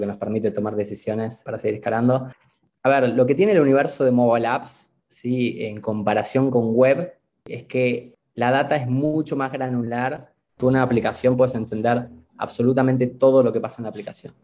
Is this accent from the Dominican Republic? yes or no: no; Argentina; moved away as an adult; now in Mexico; yo soy argentino viviendo en México